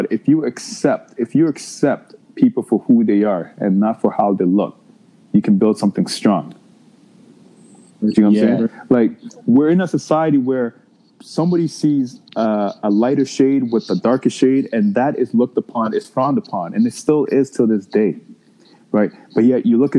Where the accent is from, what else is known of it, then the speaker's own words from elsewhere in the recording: Ghana; moved away; me being from Ghana, one thing about growing up in Ghana